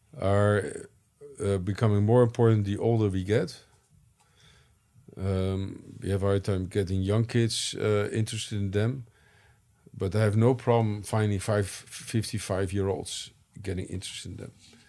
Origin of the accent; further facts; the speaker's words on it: United States; now in Netherlands; I came from the United States, where you have a lively liberal arts tradition, to the Netherlands, where you had much less so.